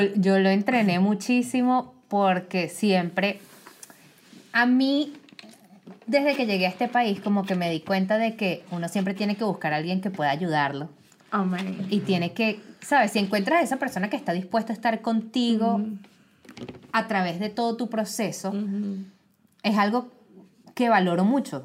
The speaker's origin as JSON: {"language": "Spanish", "country": "Venezuela", "moved": "yes", "lives_now": "United States", "said": "De Venezuela"}